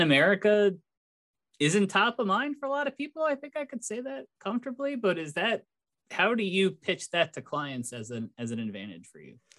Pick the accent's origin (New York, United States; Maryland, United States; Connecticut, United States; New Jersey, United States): Connecticut, United States; my home state of Connecticut